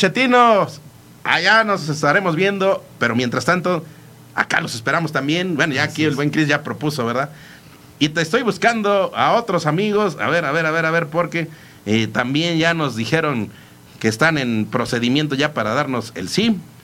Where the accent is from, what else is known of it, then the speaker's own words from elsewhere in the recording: Mexico; como mexicanos somos súper cordiales